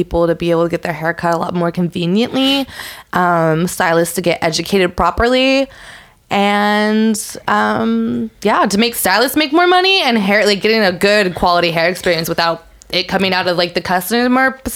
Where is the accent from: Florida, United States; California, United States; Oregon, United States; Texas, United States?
California, United States; San Francisco; moved away; also born or lived in Manhattan; I'm from San Francisco